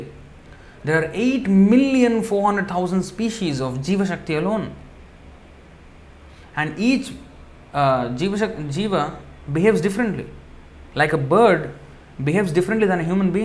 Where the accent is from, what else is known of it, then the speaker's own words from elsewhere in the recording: Hyderabad, Telangana, India; I am from Hyderabad, right? Andhra.